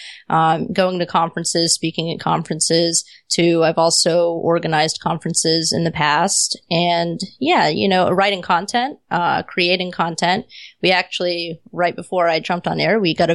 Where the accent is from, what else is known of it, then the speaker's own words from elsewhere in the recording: Pensacola, Florida, United States; moved away as an adult; now in San Diego, United States; I was still in my hometown at the time. I had been there forever